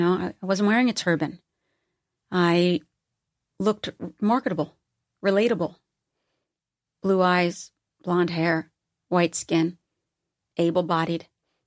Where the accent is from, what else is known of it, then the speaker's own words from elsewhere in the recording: East Coast, United States; Because I'm from the East Coast and a blue collar environment, there is no way the people in my life would ever allow me to buy my own hype.